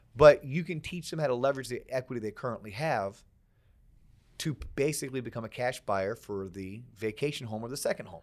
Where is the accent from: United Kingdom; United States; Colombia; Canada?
United States; Florida; I'm from Florida